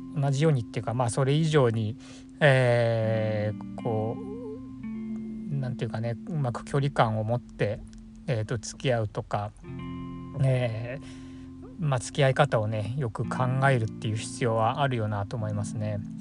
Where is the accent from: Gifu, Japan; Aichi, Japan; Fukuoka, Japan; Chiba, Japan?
Chiba, Japan; moved away; 千葉のですね僕の実家